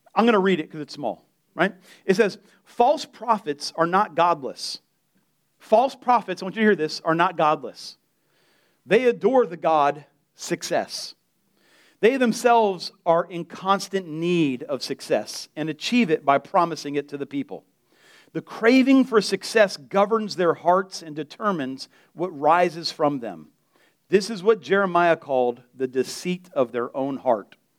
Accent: Delray, United States; I'm from Delray

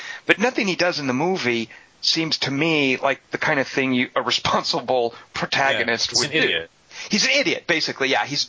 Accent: the South, United States; made me so glad I grew up in the South.

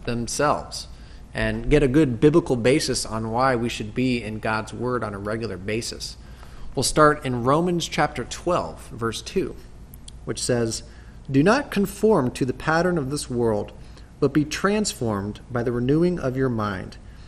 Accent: United States; as American Christians

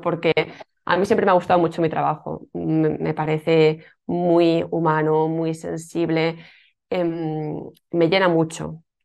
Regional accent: Alicante, Valencian Community, Spain; now in Tarragona, Spain; yo soy de Alicante, eh, aunque ahora por circunstancias de la vida vivo en un pueblecito

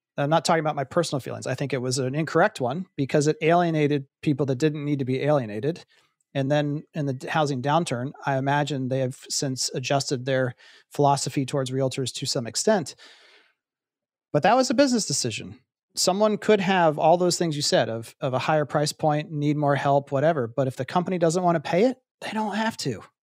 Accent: Columbus, Ohio, United States; moved away as an adult; also born or lived in Pittsburgh, Pennsylvania; I grew up in Columbus, Ohio

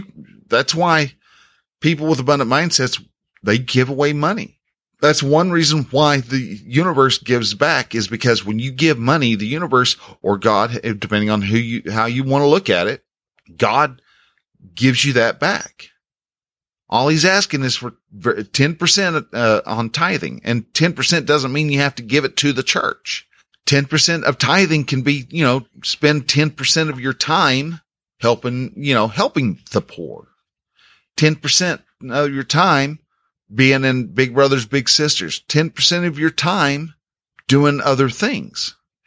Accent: Texas, United States; well, where are you from? Well, I'm from Texas.

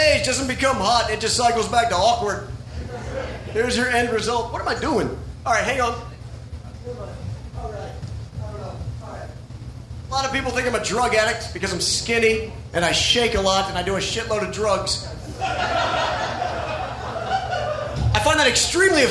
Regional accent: Sumter, South Carolina, United States; my hometown of Sumter, South Carolina

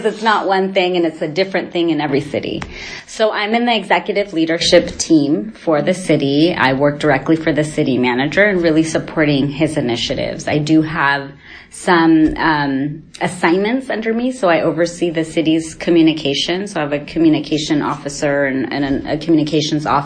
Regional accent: Redwood City, California, United States; I grew up in Redwood City nearby, daughter of Mexican immigrants

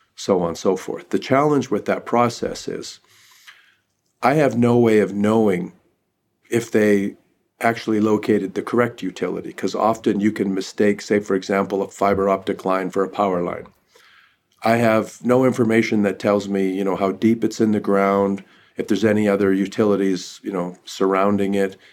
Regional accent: northern British Columbia, Canada; now in United States; I'm Canadian, I grew up in northern British Columbia

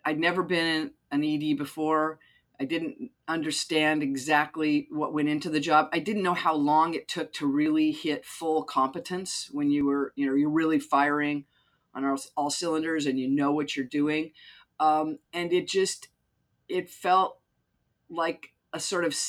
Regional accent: Utah, United States; I grew up Mormon in Utah.

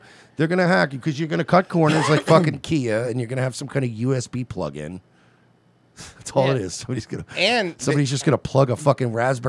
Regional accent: New York, United States; moved away; I'm from New York, and I'm like, I would never live here anymore.

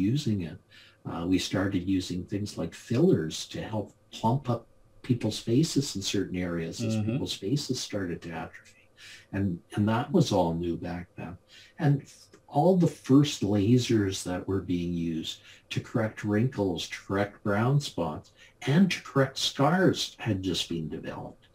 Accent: Calgary, Alberta, Canada; I grew up in Calgary, Alberta, Canada, the home of the Calgary Stampede

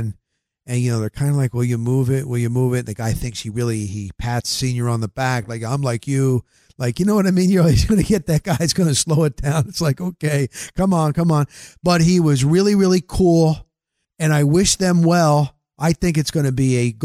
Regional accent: New Jersey, United States

